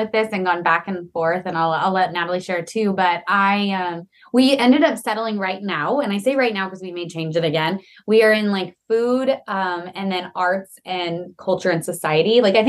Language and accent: English; New Mexico, United States; ended up back in New Mexico, kind of near my hometown, dairy farming with him and his family.